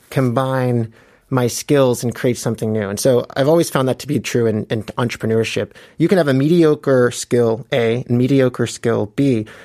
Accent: Atlanta, Georgia, United States; moved away as an adult; also born or lived in New York / California; now in South Korea; I grew up in Atlanta

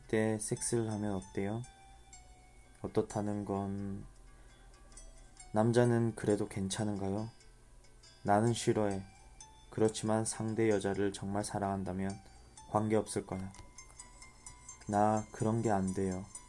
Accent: Changwon, South Gyeongsang, South Korea; 제 고향 마산에서

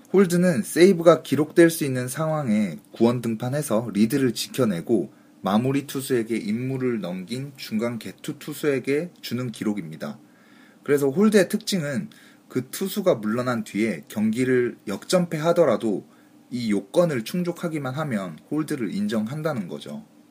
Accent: Busan, South Korea; 저도 뭐 부산 사나이 아닙니까

